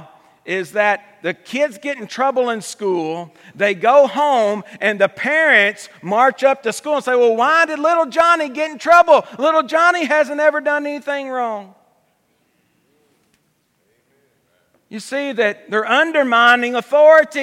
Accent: United States; we as American people

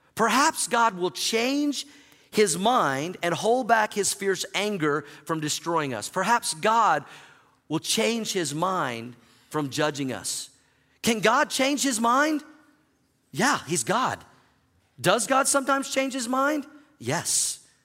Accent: Oklahoma, United States; moved away as an adult; also born or lived in Missouri; now in Denver, United States; I grew up in Oklahoma

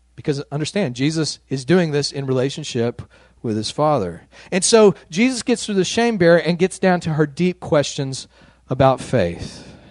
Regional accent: West Texas, United States; I grew up out in West Texas, a white middle class family, very conservative neck of the woods

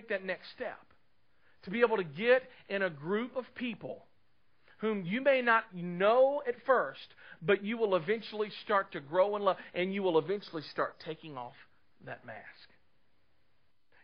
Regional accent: Clarksville, United States; moved away as an adult; also born or lived in Dallas, Texas; I grew up in Clarksville, lived here all of my life, left in 93

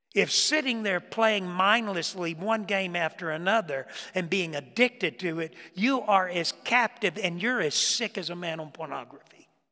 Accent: Florida, United States; moved away; I grew up, I grew up in Florida

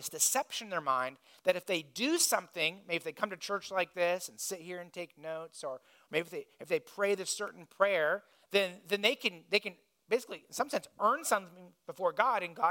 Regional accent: Indiana, United States; I grew up in Indiana

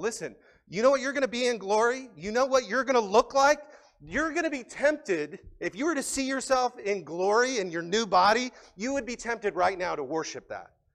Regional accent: United States; We're Americans.

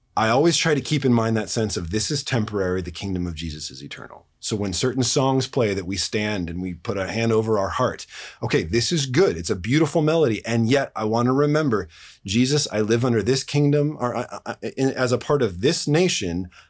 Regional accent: United States; we as American Christians

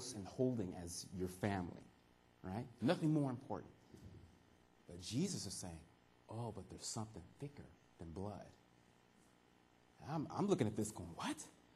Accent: California, United States; moved away as an adult; also born or lived in York, Nebraska / Arizona; now in Canada; From California, that's where I grew up

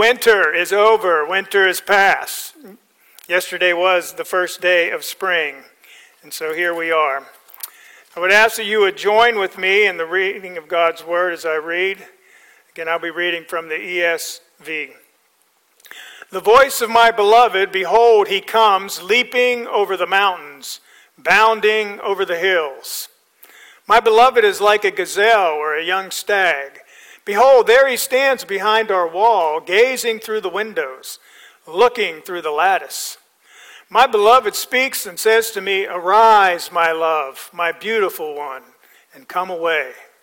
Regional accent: Pennsylvania, United States; also born or lived in Nebraska; now in Florida, United States; I grew up in Pennsylvania

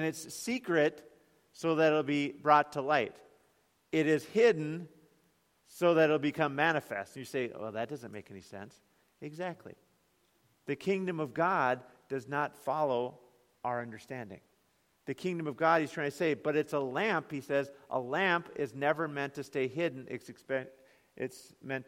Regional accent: United States; we as American Christians

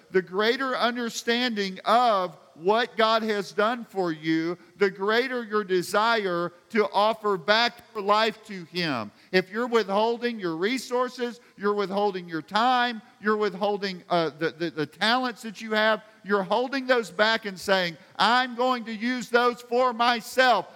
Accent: United States; I grew up in America

